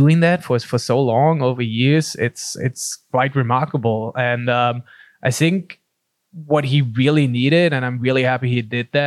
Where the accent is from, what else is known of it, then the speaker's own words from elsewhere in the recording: Germany; also born or lived in Pacific Beach, California; now in San Diego, United States; growing up in Germany, it's funnily, I grew up in the only city I feel in the country where we didn't have a professional soccer team